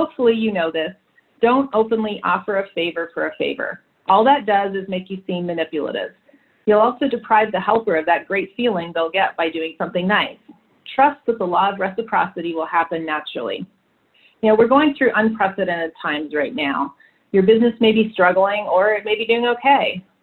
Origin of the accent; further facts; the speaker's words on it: Canada; moved away; also born or lived in London; I'm Canadian by birth